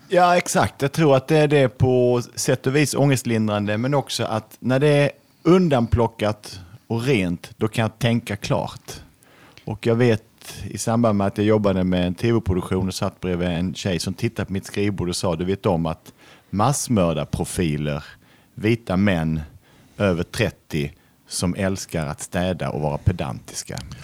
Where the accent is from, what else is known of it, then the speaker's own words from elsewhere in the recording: Lund, Skåne, Sweden; född och uppvuxen i Lund av akademiker